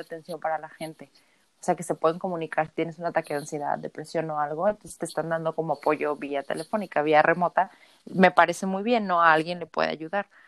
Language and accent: Spanish; Mexico; nosotros como mexicanos